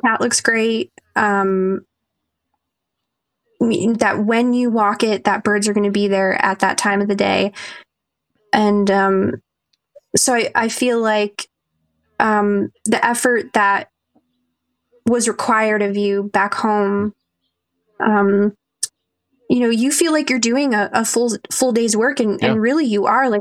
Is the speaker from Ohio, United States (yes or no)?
yes; Ohio, United States; moved away as an adult; now in North Dakota, United States; growing up in Ohio